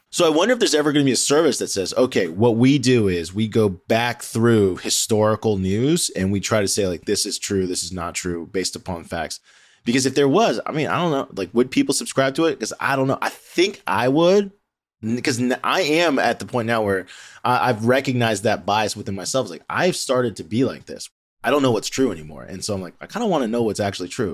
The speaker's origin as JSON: {"language": "English", "area": "D.C.", "region": "District of Columbia", "country": "United States", "tie": "born or raised there", "said": "I grew up near the Washington, D C area"}